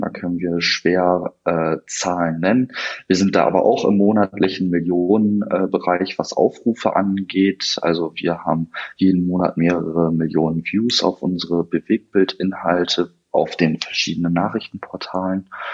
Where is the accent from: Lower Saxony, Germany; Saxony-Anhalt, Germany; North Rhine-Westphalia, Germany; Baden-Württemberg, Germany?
Lower Saxony, Germany; Osnabrück; komme aus Osnabrück äh, in Niedersachsen